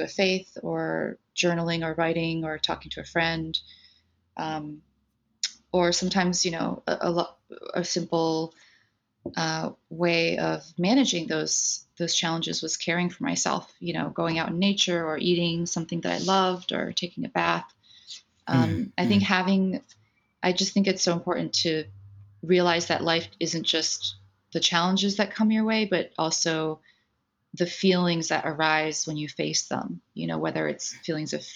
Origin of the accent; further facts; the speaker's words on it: New Jersey, United States; also born or lived in Taipei, Taiwan; I was born in Taipei in Taiwan in the 70s, and my family immigrated to the United States when I was five, and we settled in New Jersey right outside of New York. And so I grew up on the East Coast